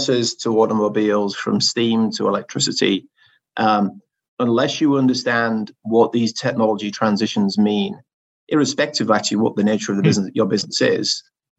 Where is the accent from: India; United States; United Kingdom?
United Kingdom; the north of England; accent: Northern English; my Northern English accent